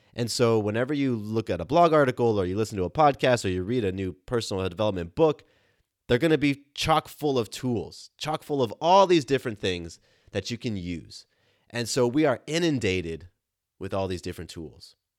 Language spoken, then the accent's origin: English; Southern California, United States; I grew up in Southern California